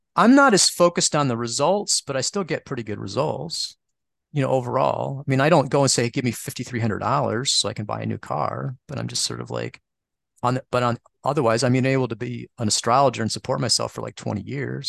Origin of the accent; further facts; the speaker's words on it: Midwest, United States; since I'm from the Midwest, I say spica